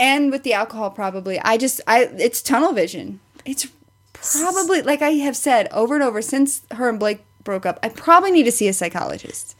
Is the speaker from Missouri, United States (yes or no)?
yes; Springfield, Missouri, United States; I'm from the Springfield area